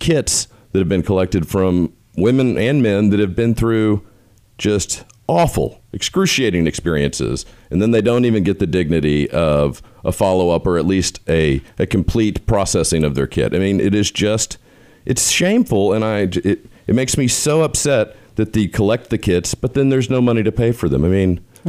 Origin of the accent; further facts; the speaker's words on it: Austin, Texas, United States; as an Austinite, I'm from Austin as well.